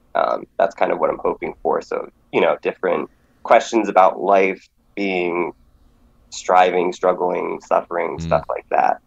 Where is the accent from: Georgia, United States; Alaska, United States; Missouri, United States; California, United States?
Alaska, United States; now in Lancaster, United States; I grew up in Alaska, so I'm uh, from the last frontier